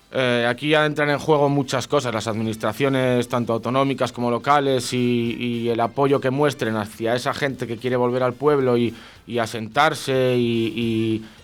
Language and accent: Spanish; Brañuelas, Castile and León, Spain; hace años que los inviernos en, mi pueblo, en Brañuelas, eran muy, muy duros, ahora lo siguen siendo y siguen siendo largos